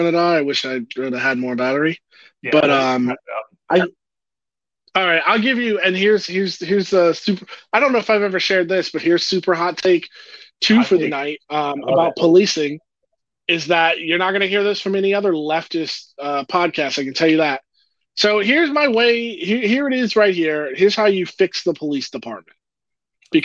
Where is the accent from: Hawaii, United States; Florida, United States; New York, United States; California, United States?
Florida, United States; St. Petersburg; I lived through a race riot as a kid in my home in St. Petersburg, Florida